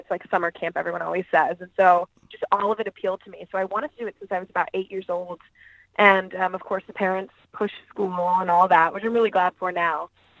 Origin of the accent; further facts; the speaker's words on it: India; my parents worked for a nonprofit, so I grew up in India, and I just always grew up watching Hollywood TV shows and movies